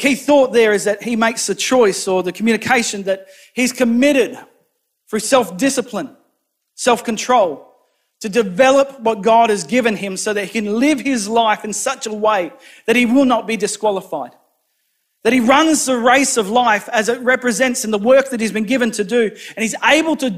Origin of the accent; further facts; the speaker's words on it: New South Wales, Australia; now in Rockingham, Australia; my hometown in New South Wales